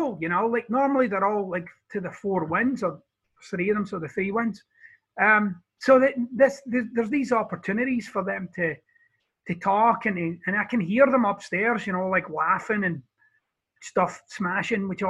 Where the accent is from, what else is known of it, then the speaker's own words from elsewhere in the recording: Scotland, United Kingdom; now in Florida, United States; I'm Scottish